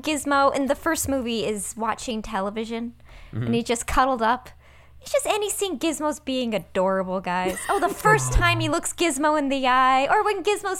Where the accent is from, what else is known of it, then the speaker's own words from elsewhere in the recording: United States; accent: thick American; first language Persian; English is a second language; I know Farsi. Mm-hmm. And so I said I know Farsi phrases. It's my first language, although I definitely get made fun of by other Iranians for having a very thick American accent.